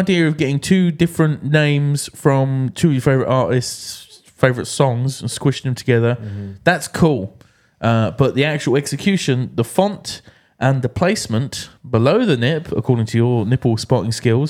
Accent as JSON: {"language": "English", "region": "Scotland", "country": "United Kingdom", "said": "Yeah. But, you know, being Scottish, that could be from a fridge."}